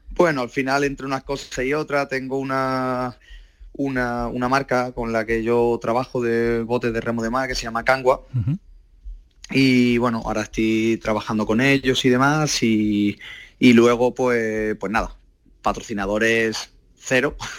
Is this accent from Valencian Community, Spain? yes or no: no; Málaga, Andalusia, Spain; yo soy de Málaga